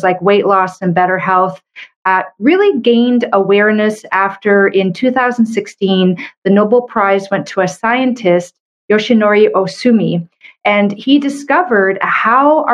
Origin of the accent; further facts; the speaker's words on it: Canada; I'm a Canadian medical doctor